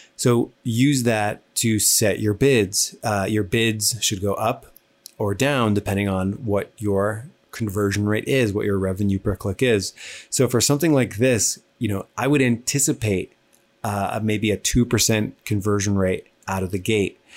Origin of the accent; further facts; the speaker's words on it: New Jersey, United States; I talk fast. I'm from New Jersey